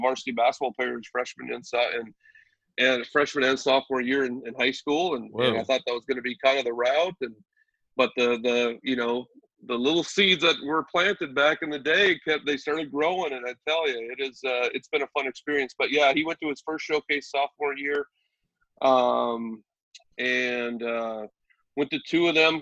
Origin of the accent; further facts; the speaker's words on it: Minnesota, United States; now in Wisconsin, United States; I grew up in Minnesota